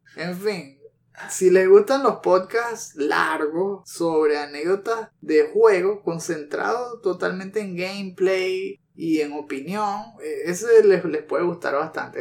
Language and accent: Spanish; Venezuela; accent: Venezuelan; Si no se han dado cuenta todavía por el acento, pues sí, somos venezolanos